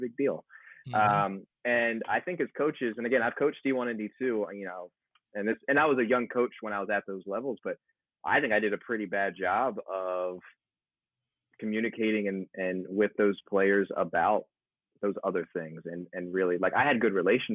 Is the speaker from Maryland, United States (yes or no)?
yes; Baltimore, Maryland, United States; moved away; also born or lived in Buffalo; I'm from Baltimore originally, so, you know, Chesapeake Bay